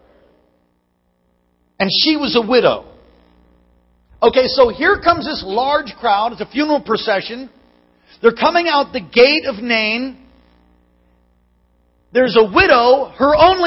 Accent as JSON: {"language": "English", "region": "New York", "country": "United States", "moved": "yes", "lives_now": "Alaska, United States", "said": "I'm from New York"}